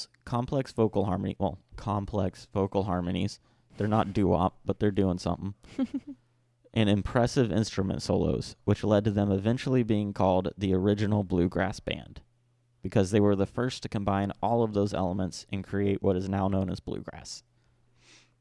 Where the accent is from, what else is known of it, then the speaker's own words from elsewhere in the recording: Bristol, Tennessee, United States; growing up in Bristol